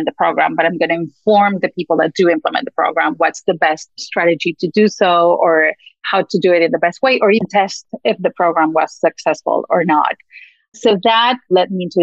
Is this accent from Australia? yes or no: no; Argentina; moved away as an adult; also born or lived in United States; I'm originally from Argentina and I came to the US to do a PhD in economics